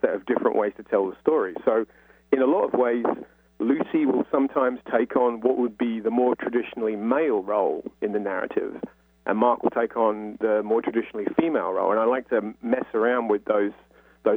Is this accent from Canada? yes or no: no; London, United Kingdom; I'm from North London